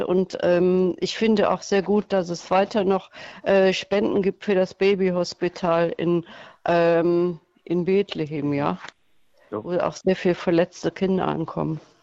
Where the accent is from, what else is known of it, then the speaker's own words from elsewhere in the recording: Germany; ich komme aus Deutschland